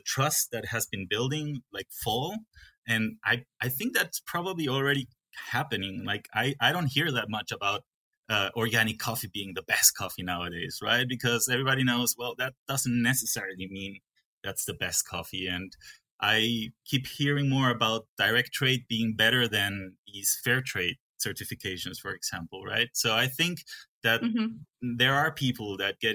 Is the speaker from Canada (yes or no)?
no; Peru; English is a second language; also born or lived in Guatemala / Germany; I grew up in Peru, a little bit in Guatemala, and then I went 2 years to Germany to study.